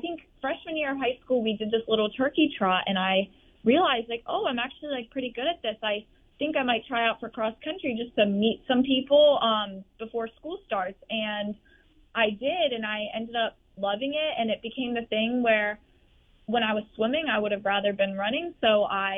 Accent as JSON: {"language": "English", "region": "Virginia", "country": "United States", "moved": "as an adult", "lives_now": "Gainesville, United States", "said": "I'm from Virginia"}